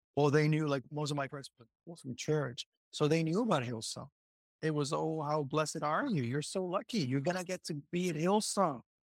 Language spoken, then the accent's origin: English; Puerto Rico; first language Spanish; English is a second language; also born or lived in United States / Sydney, Australia; I've been born, raised here, lived in the States a few years, so that's where I picked up the English